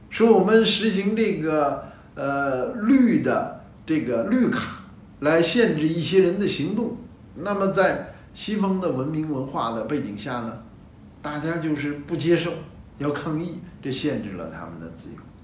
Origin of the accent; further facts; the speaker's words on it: China; 我们的集体主义是我们东方的，是中国的